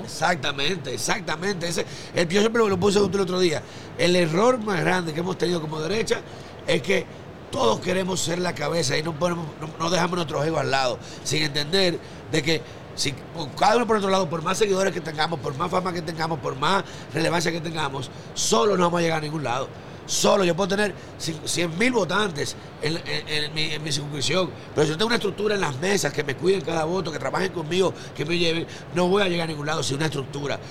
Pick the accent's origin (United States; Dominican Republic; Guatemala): Dominican Republic; naciones pobres como la nuestra, como República Dominicana